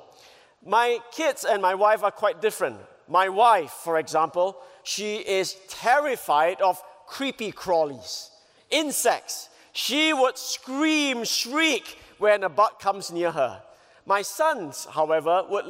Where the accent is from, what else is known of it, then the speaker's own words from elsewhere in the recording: Singapore; I come from Singapore